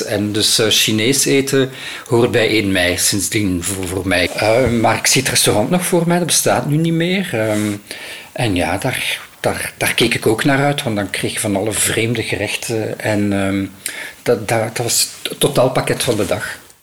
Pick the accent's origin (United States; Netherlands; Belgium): Belgium; Ghent, Flanders; also born or lived in Brussels; ik heb een deel van mijn jeugd in, ehm, Gento gebracht